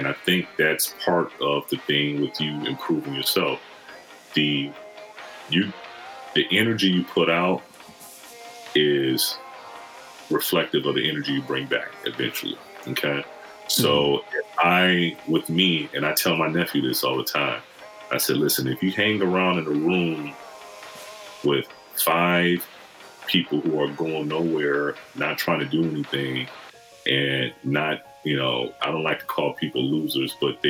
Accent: Michigan, United States; also born or lived in Kansas; now in Los Angeles, United States; I've lived in two different countries, you know, I'm from Michigan, of course. Yeah. I live in Kansas, I live out here in LA.

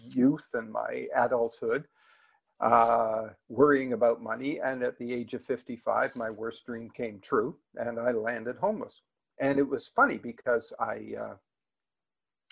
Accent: just outside of Toronto, Ontario, Canada; I grew up just outside of Toronto

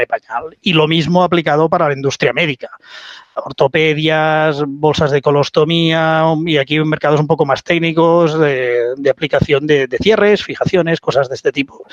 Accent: Spain; also born or lived in United States; decido volver a, España, ¿no? volver a, a mi tierra, no quería vivir en Estados Unidos

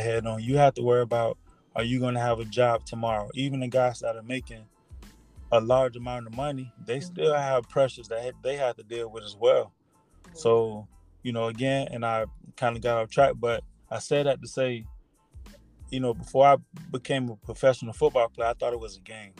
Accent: South Florida, United States; I was born and raised in South Florida.

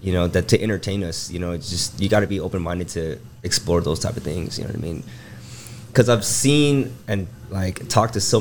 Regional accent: Sacramento, California, United States; also born or lived in Rocklin; I was born in West Sac, grew up like up this way

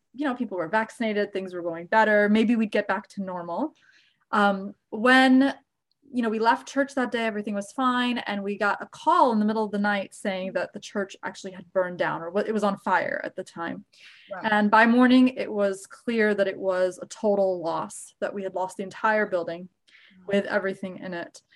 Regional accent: Virginia, United States; born or raised there; moved away as an adult; also born or lived in Egypt; now in Jacksonville, United States

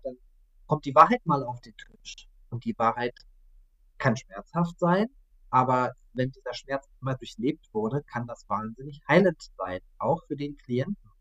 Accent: Saxony-Anhalt, Germany; moved away; also born or lived in Stuttgart; momentan zurück Herbst in meine Heimat nach Sachsen-Anhalt, habe viele Jahre in Stuttgart verbracht

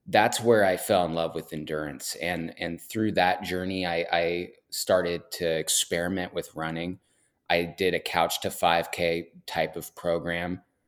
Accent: Portland, Oregon, United States; Yeah, I'm born and raised in Portland, Oregon.

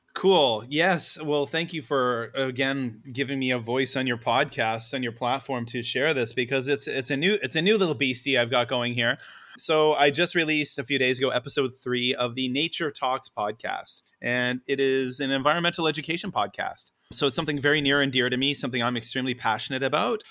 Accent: Canada; now in Japan; I am a Canadian

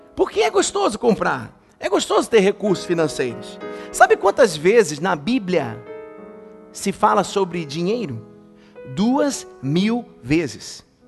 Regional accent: Brazil; Nós que nascemos no Brasil, a gente cresceu com isso

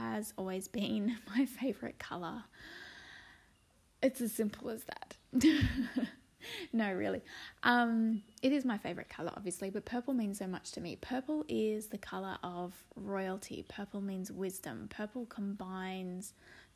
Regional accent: Sydney, New South Wales, Australia; also born or lived in Blue Mountains; I'm from Sydney, Australia, and I live in a beautiful spot in the Blue Mountains overlooking the city

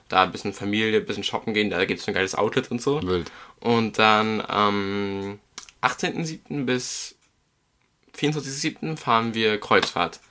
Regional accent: Germany; als Deutscher

